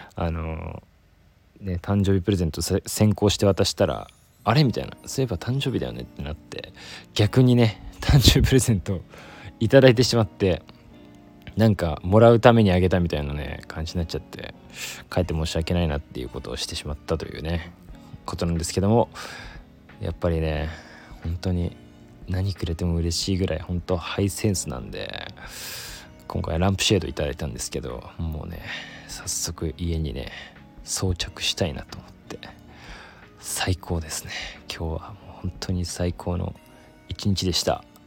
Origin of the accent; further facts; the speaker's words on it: Yokosuka, Kanagawa, Japan; moved away; 私のねあの地元横須賀